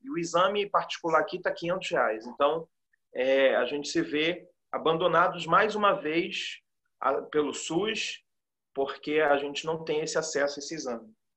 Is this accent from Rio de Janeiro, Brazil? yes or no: yes; Rio de Janeiro, Brazil; sou nascido e criado aqui no Morro da Providência.